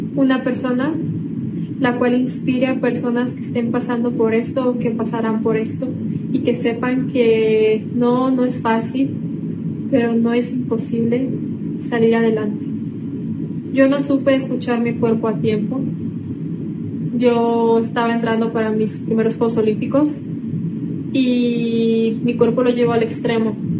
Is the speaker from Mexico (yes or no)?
yes; Mexico